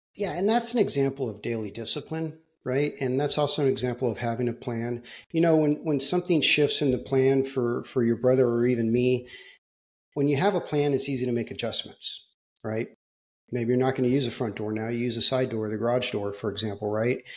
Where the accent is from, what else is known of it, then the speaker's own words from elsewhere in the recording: Southern California, United States; I grew up in Southern California.